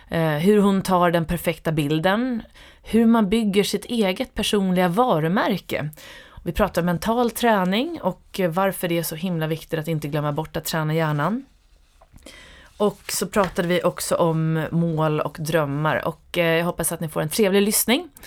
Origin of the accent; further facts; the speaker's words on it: Stockholm, Stockholm County, Sweden; also born or lived in Åre; Jag är från Stockholm.